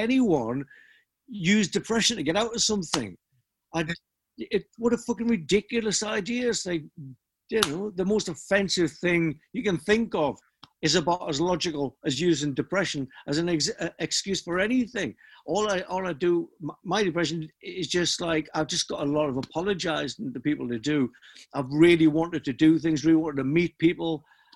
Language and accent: English; Newcastle upon Tyne, North East England, United Kingdom; I'm coming from Newcastle